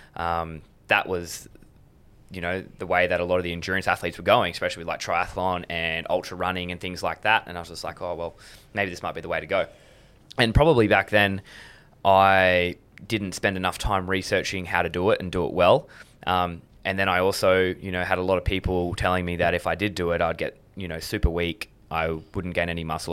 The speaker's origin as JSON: {"language": "English", "town": "Adelaide", "region": "South Australia", "country": "Australia", "tie": "born or raised there", "also_born_or_lived": "Blue Mountains / Sydney", "said": "I was born in the Blue Mountains, and I lived in Sydney until I was eight years old. Moved to Adelaide"}